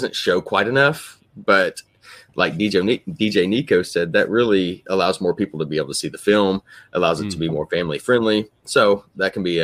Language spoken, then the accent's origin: English; Oklahoma, United States; I'm from Oklahoma